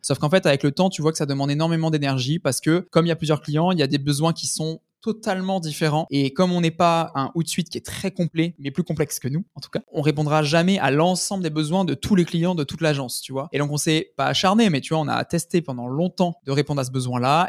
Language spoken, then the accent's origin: French; France; also born or lived in Toulon; on est français, on est basé à Toulon